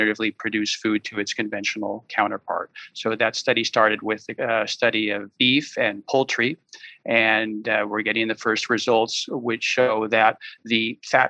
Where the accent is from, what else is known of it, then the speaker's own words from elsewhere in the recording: San Francisco, California, United States; moved away as an adult; now in Spain; I was born and raised in San Francisco